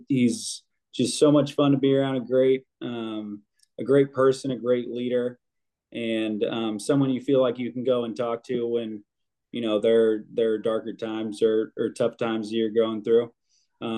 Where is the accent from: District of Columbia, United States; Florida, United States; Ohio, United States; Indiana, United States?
Indiana, United States; Carmel; I came from Carmel High School